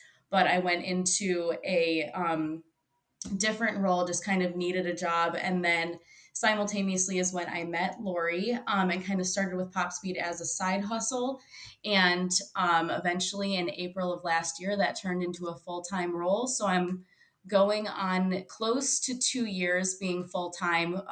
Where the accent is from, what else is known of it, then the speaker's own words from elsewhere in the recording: Royal Oak, Michigan, United States; I was born and raised in Royal Oak